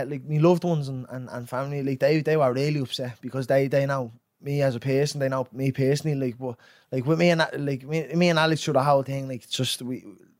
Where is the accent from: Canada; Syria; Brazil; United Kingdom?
United Kingdom; England; I'm a fucking young fella growing up in England.